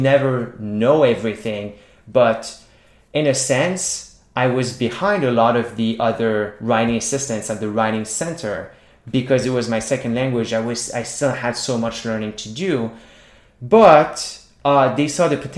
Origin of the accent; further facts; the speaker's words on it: a small town in Quebec, Canada; first language French; English is a second language; I grew up in a small town in Quebec speaking French. So my first language is French